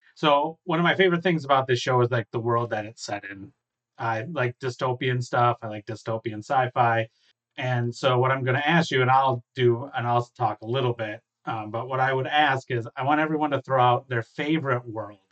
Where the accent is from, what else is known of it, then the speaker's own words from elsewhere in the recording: Michigan, United States; I'm from Michigan